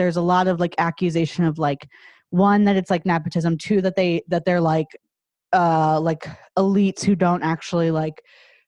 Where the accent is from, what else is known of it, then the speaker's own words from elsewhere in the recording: United States; as an American viewer